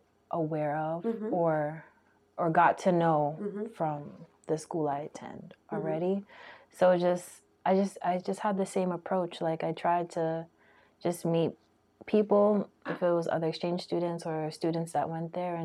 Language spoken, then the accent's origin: English; United States; I was just American